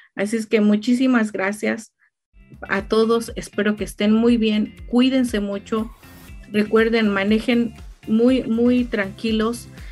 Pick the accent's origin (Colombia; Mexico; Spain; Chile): Mexico; now in Riverside, United States; México, de donde soy yo